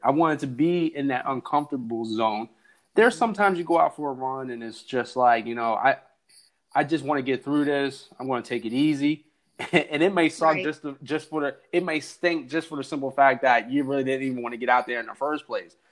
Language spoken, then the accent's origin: English; New Jersey, United States; I'm from New Jersey. We barely say hi.